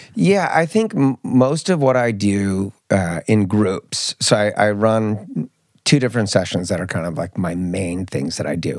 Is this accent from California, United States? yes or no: yes; Marin County, Bay Area, California, United States; also born or lived in Mallorca, Spain; now in Stockholm, Sweden; I grew up in, in the Bay Area, I grew up in Marin County